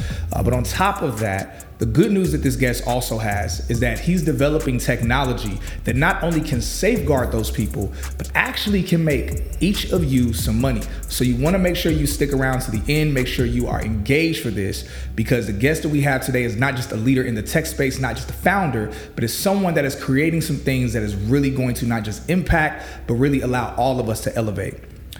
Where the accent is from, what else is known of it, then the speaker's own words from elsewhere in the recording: East Chicago, Indiana, United States; born there; Now, I was born in East Chicago. I'm blessed enough that I wasn't raised in East Chicago. Yeah. But I was born there